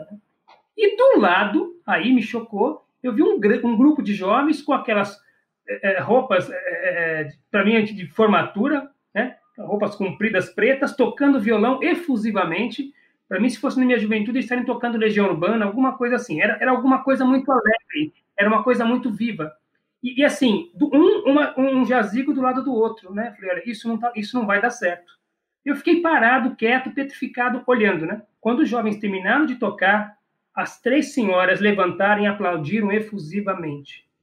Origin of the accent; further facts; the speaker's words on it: Brazil; Eu, enquanto brasileiro